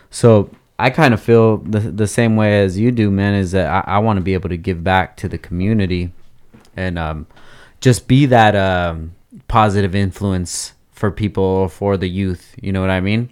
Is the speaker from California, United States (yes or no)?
yes; Oxnard, California, United States; I grew up in Oxnard my whole life